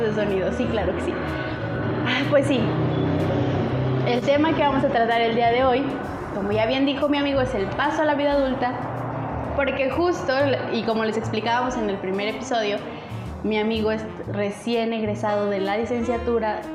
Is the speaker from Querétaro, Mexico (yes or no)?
no; Aguascalientes, Mexico; nosotros somos de Aguascalientes